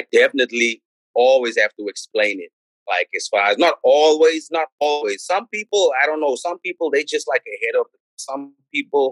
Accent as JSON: {"language": "English", "town": "Johannesburg", "region": "Gauteng", "country": "South Africa", "tie": "born or raised there", "also_born_or_lived": "California, United States", "moved": "as an adult", "lives_now": "Oakland, United States", "said": "I'm from South Africa"}